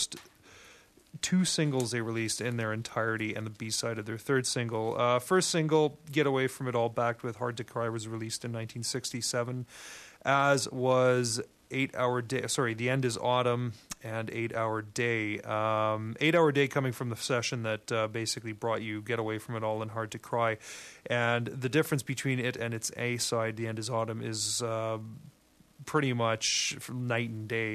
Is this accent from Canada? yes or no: yes; Montreal, Quebec, Canada; now in Vancouver, Canada; I grew up in Montreal